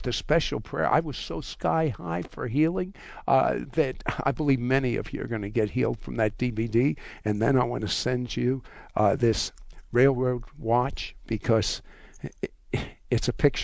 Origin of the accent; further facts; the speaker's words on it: United States; I'm an American Jew